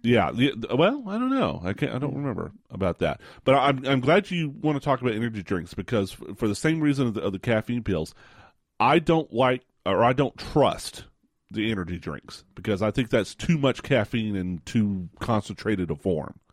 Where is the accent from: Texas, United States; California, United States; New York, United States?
Texas, United States; West; I grew up in West Texas